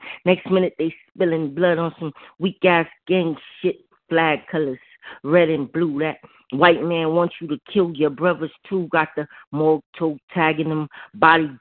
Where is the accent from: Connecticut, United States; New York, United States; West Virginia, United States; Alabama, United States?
New York, United States; I'm from New York